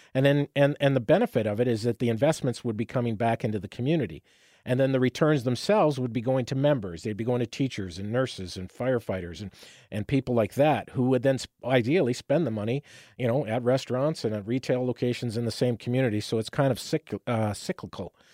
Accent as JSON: {"language": "English", "town": "Windsor", "region": "Ontario", "country": "Canada", "tie": "born or raised there", "moved": "yes", "lives_now": "London, Canada", "said": "growing up in Windsor"}